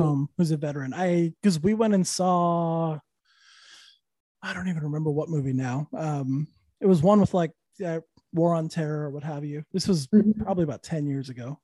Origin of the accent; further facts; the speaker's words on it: Santa Fe, New Mexico, United States; also born or lived in Austin, Texas / Los Angeles, California; now in Orlando, United States; Santa Fe, New Mexico